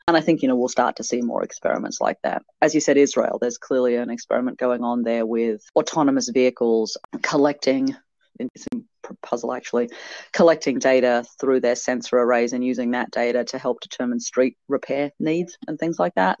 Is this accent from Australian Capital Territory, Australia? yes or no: yes; Canberra, Australian Capital Territory, Australia; my hometown here in Canberra